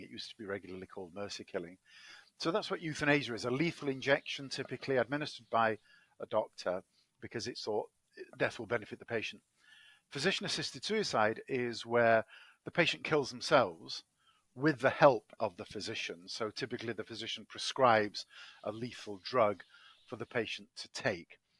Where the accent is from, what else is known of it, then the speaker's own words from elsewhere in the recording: Manchester, North West England, United Kingdom; accent: English; moved away as an adult; also born or lived in Cambridge, England; now in Washington D.C., United States; I'm uh, English, as my accent betrays. I was born in Manchester, England